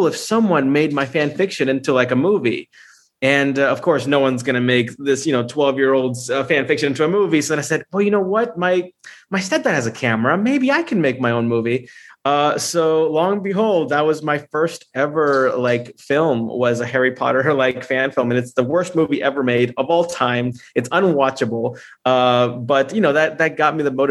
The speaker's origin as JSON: {"language": "English", "country": "Honduras", "said": "I'm from Honduras. I'm from Central America"}